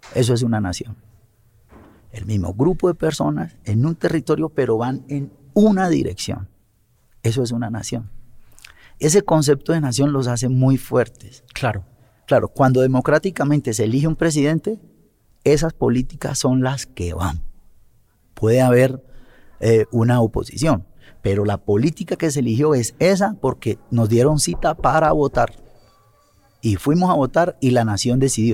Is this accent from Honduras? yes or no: no; Buenaventura, Valle del Cauca, Colombia; moved away as an adult; also born or lived in France; Yo soy de Buenaventura